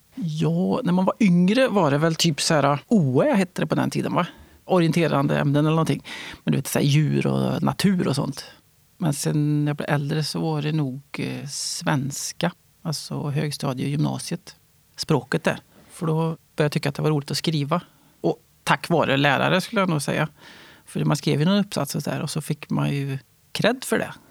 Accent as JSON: {"language": "Swedish", "region": "Värmland", "country": "Sweden", "tie": "born or raised there", "also_born_or_lived": "Stockholm / Västergötland", "moved": "yes", "lives_now": "Vargön, Sweden", "said": "Jag är född i Stockholm, jag är uppvuxen i Värmland."}